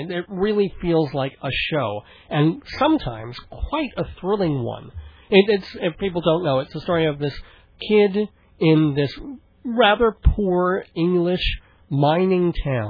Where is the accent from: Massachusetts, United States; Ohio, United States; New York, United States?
Massachusetts, United States; Boston; accent: Boston; Now I can morph my Boston accent into a bad Canadian accent.